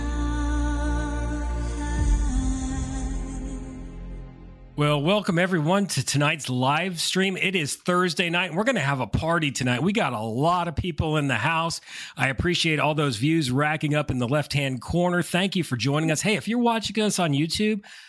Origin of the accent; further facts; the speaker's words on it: Connecticut, United States; I'm from Connecticut